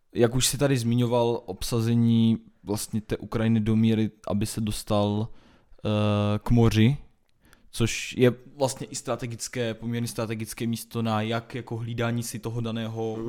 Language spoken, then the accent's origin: Czech; Czechia; naše, naše republika